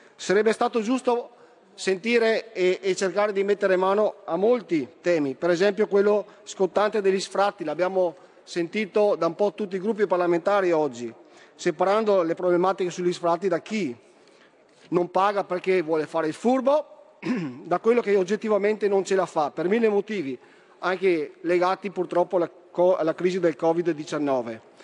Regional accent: Veneto, Italy; Da Veneto

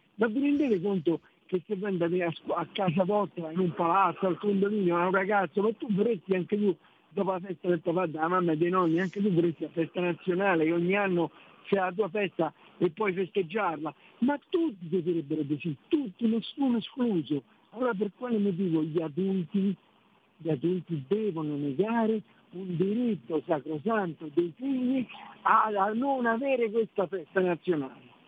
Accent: Rome, Lazio, Italy; Io sono romano

